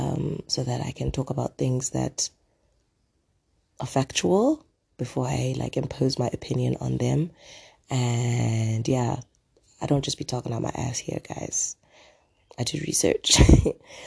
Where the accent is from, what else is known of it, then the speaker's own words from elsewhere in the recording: South Africa; I'm South African